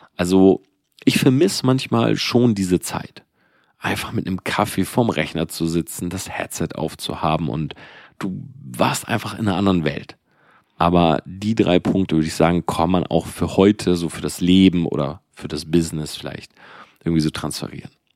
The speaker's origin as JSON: {"language": "German", "town": "Delmenhorst", "region": "Lower Saxony", "country": "Germany", "tie": "born or raised there", "said": "ich komme aus Delmenhorst. Ja, also das ist halt so ein Dorf einfach."}